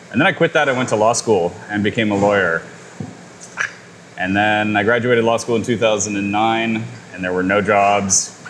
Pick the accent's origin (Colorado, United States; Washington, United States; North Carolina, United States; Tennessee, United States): Washington, United States; Bainbridge Island; I grew up here on Bainbridge Island and, you know, in the Seattle area